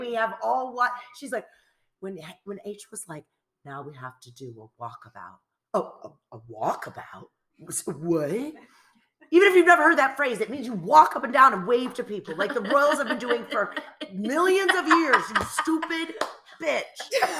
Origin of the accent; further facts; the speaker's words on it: United States; I'm American